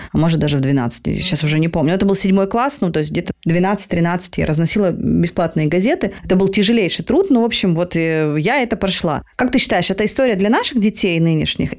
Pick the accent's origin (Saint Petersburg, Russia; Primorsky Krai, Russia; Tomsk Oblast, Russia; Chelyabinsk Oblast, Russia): Chelyabinsk Oblast, Russia; Chelyabinsk; now in Moscow, Russia; я не с поселка, но я там из, из Челябинска, но тоже из очень простой